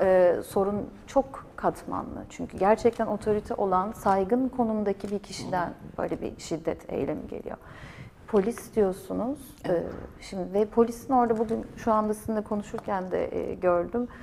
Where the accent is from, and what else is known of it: Turkey; first language Turkish; moved away